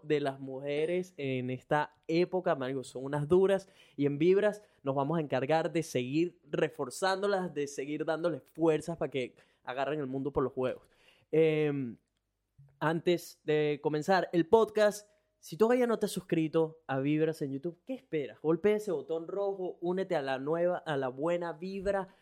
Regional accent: Venezuela; moved away as an adult; now in Brisbane, Australia; soy un latino, venezolano. Tengo ya tres años viviendo en Brisbane, Australia

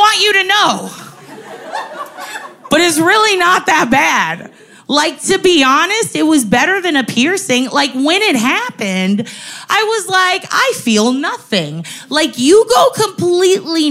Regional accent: San Antonio, Texas, United States; I'm from San Antonio

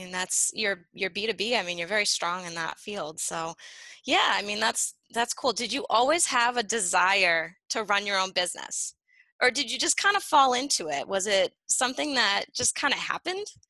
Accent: Nashua, New Hampshire, United States; I'm from Nashua, Nashua, New Hampshire, same area yeah. that Cheshire is. So born and raised here.

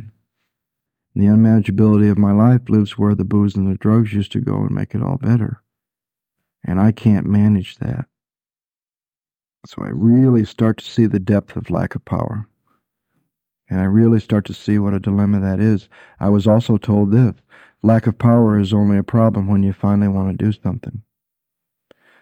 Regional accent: Michigan, United States; growing up in Michigan

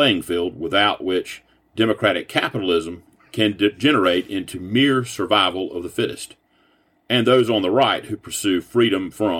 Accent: Kansas, United States; When I was growing up in Dust Bowl, Kansas, drought didn't wear a party label.

